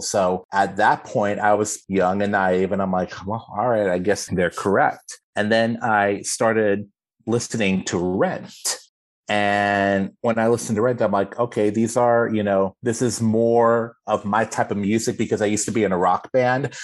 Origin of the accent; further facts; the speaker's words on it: Austin, Texas, United States; I am born and raised in Austin, Texas